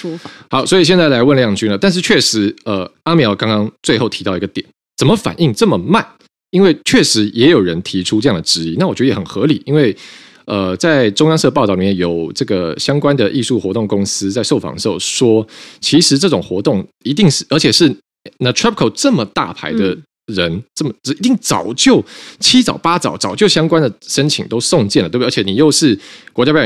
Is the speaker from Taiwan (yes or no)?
yes; Taiwan; 那这个事情出来以后呢，我们台湾这边的外交部就是说，呃，这个台湾支持乌克兰的立场坚定，不容模糊。